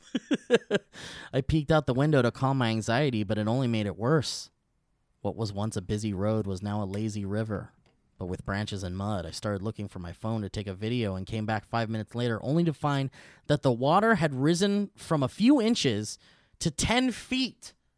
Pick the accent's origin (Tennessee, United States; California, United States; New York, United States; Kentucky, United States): California, United States; Oxnard; also born or lived in Calabasas / Thousand Oaks / Tarzana; I grew up in Oxnard where we didn't even need, we didn't need air conditioning units 'cause we were by the ocean